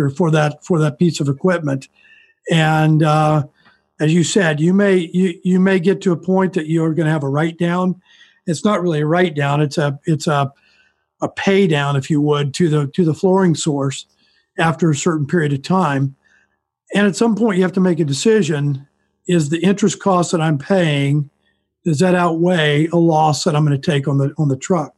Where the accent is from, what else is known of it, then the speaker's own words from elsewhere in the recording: Kansas, United States; I'm from Kansas. I've stayed in Kansas my entire life.